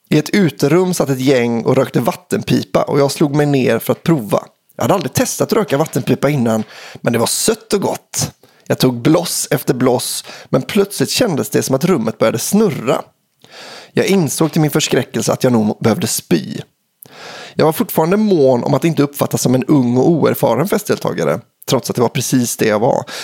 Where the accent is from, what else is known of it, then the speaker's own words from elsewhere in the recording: Surte, Västra Götaland, Sweden; men mest av allt för att det är en historia som utspelar sig i min hemby, Surte.